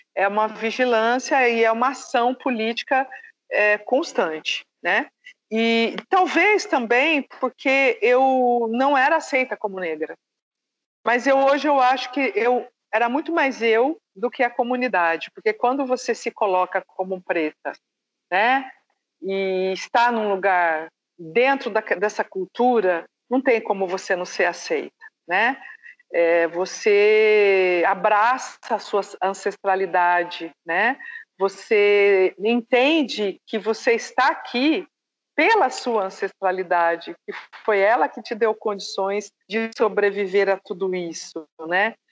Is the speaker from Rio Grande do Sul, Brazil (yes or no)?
no; Presidente Prudente, São Paulo, Brazil; also born or lived in interior of Bahia; now in Indaiatuba, Brazil; Porque eu cresci em Presidente Prudente, uma cidade de alta incidência de colônia japonesa